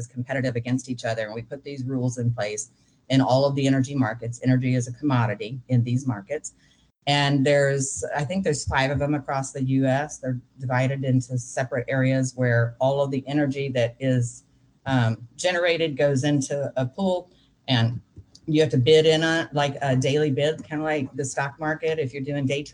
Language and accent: English; Texas, United States; I'm from Texas and we kind of think we're special